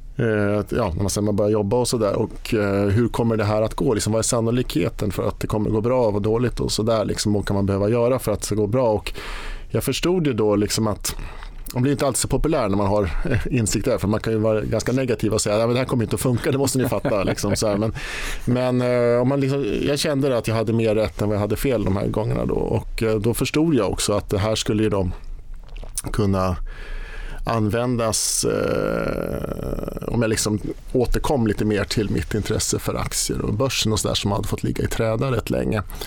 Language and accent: Swedish; Sigtuna, Stockholm County, Sweden; jag var på Sparbankskontoret hemma i Sigtuna med mamma